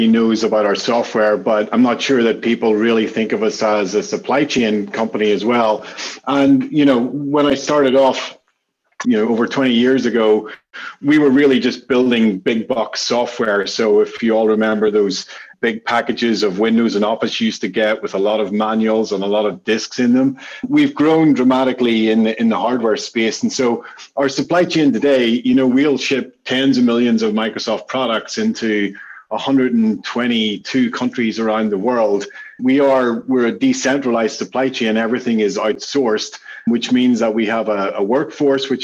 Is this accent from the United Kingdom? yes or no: yes; Belfast, Northern Ireland, United Kingdom; I'm from Belfast in Northern Ireland.